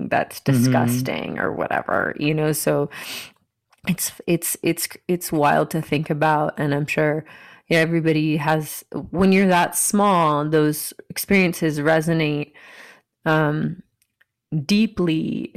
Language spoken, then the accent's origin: English; Marietta, Georgia, United States; moved away; also born or lived in Miami, Florida; anyone else who's from Marietta, Georgia